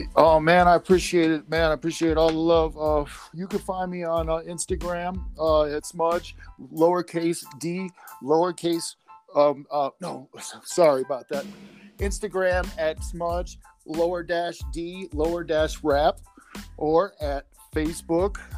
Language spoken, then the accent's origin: English; Chicago, Illinois, United States; moved away as an adult; now in Colorado, United States; I'm from Chicago area, so uh, basically, I uh, decided to up and move with my girlfriend to uh, Colorado